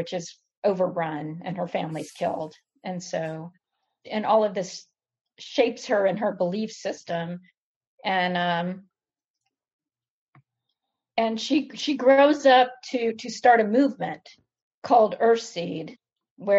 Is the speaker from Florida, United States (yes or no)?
yes; Panhandle of Florida, United States; I grew up in the Panhandle of Florida